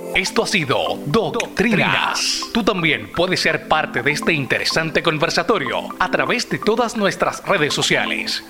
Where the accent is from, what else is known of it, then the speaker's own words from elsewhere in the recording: San Germán, Puerto Rico; estaré al otro lado de Puerto Rico, en San Germán, en mi ciudad natal